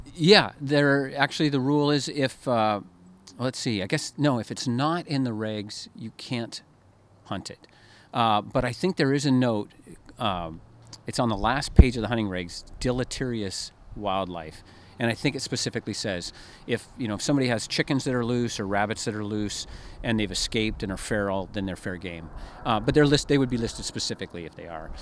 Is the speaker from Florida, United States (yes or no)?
no; Oregon, United States; I grew up in Oregon